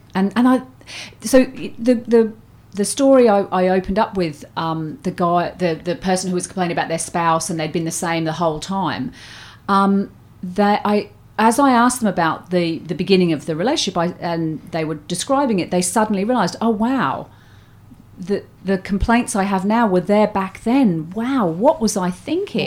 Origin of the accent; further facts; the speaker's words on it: Surrey, South East England, United Kingdom; moved away as an adult; also born or lived in Australia; I grew up in Surrey